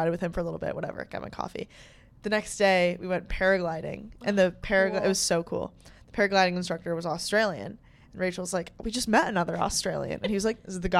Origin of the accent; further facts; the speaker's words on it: United States; I'm American